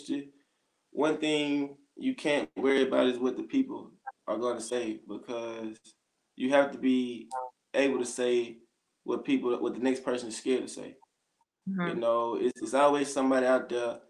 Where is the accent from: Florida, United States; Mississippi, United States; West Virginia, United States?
Mississippi, United States; Grenada; in Mississippi, in my hometown